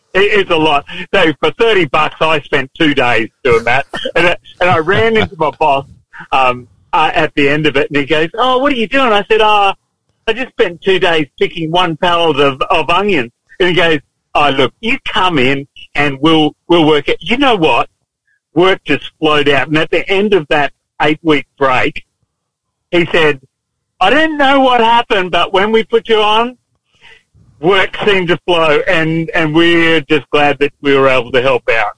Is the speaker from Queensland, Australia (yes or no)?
yes; Lockyer Valley, Queensland, Australia; also born or lived in Toowoomba; I came from uh, the Lockyer Valley, around Gatton there, you know, on, on a farm initially and then up Woomba